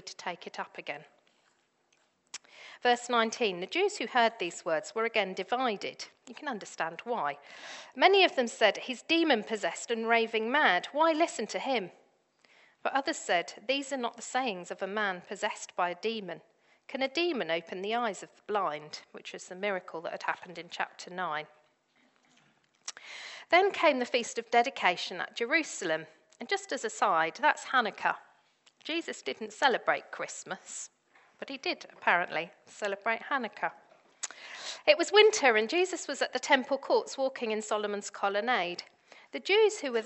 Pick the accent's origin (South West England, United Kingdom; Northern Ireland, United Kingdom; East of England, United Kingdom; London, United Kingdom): South West England, United Kingdom; Devon; I grew up in Devon